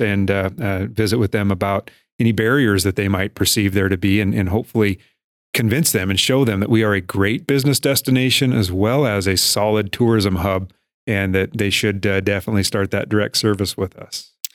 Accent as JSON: {"language": "English", "town": "Miles City", "region": "Montana", "country": "United States", "tie": "born or raised there", "also_born_or_lived": "Broadus, Montana / Bozeman, Montana / Florida / Washington", "said": "I grew up in Miles City"}